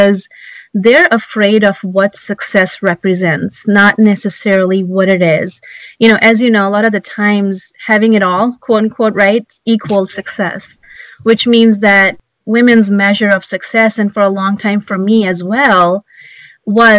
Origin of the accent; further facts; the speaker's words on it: India; English is a second language; now in United States; When I was growing up in India